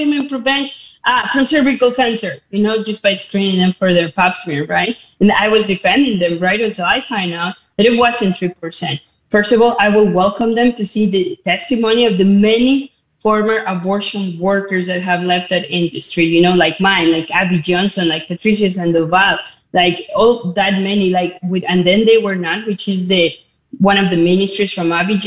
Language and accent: English; Mexico City, Mexico; moved away as an adult; now in United States; I was born and raised Catholic in Mexico City